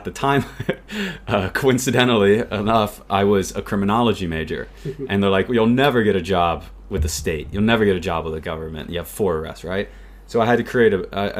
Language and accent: English; United States; growing up in the US